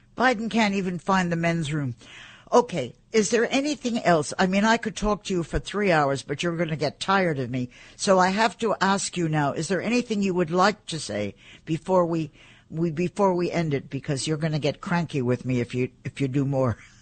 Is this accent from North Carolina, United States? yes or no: no; New York, United States; I am a New Yorker.